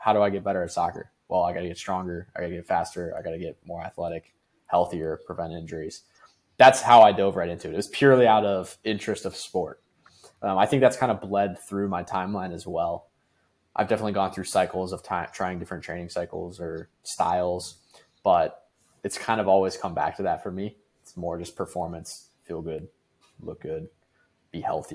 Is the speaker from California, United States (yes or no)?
no; Amherst, Ohio, United States; moved away as an adult; also born or lived in Cleveland, Ohio; now in Orlando, United States; me coming from Amherst, Ohio.